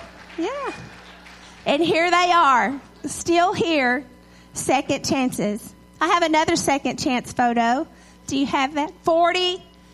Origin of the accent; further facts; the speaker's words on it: Edgewood, Texas, United States; also born or lived in Tyler, Texas; I grew up in Edgewood with one red light.